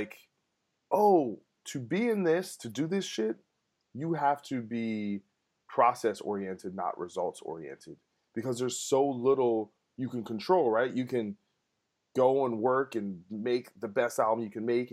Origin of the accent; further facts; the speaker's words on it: New Jersey, United States; we're from Jersey